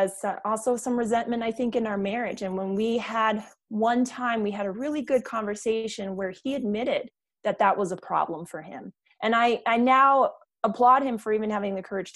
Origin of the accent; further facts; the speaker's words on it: Germany; moved away; I come from Germany. I come from a military background.